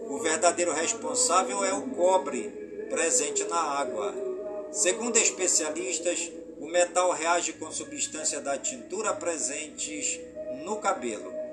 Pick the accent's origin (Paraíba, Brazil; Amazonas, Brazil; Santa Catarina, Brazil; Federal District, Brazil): Amazonas, Brazil; Careiro da Várzea; Careiro da Vaz, a minha cidade natal